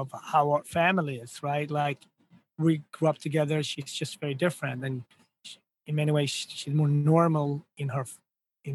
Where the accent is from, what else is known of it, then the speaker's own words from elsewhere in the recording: Gothenburg, Västra Götaland, Sweden; moved away as an adult; now in New York City, United States; when you're a kid growing up in Sweden